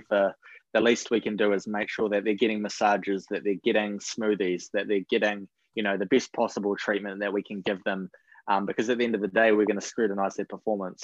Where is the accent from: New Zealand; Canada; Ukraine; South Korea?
New Zealand; accent: Kiwi; moved away as an adult; now in United States; hopefully I can hold on to my accent for a little bit longer